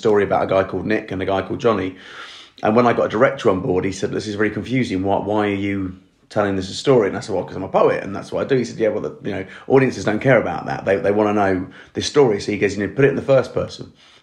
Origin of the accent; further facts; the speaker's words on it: Colchester, East of England, United Kingdom; also born or lived in Norwich / London; I feel very East Anglian. I grew up in near Colchester